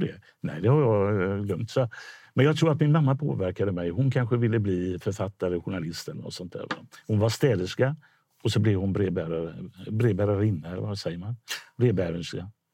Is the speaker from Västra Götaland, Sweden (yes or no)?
yes; Gothenburg, Västra Götaland, Sweden; i Biskopsgården där jag är uppvuxen